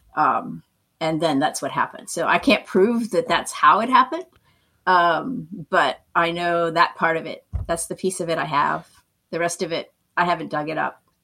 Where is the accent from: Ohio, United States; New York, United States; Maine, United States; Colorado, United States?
Maine, United States; moved away as an adult; also born or lived in California / Santa Barbara, California; now in Florida, United States; I'm really from Maine, but my heart's been in California since I moved there in the mid 80s